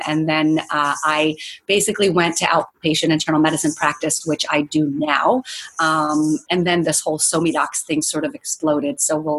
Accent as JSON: {"language": "English", "town": "Walnut", "region": "California", "country": "United States", "tie": "born or raised there", "also_born_or_lived": "Israel", "said": "I was raised in Israel for half my life, or for some of my life for 10 years. I then moved to Los Angeles to a little place called Walnut, California, where I was raised for the remainder of my youth."}